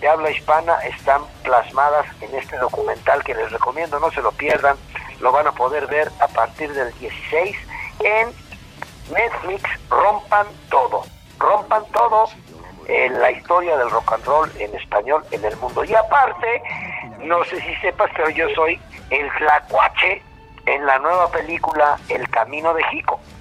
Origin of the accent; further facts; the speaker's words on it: Puebla, Mexico; Los poblanos